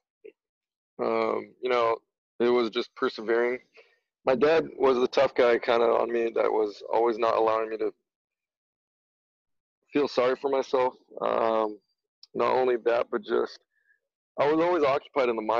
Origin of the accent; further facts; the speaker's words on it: Gilroy, California, United States; growing up in Gilroy, I grew up with a small group of friends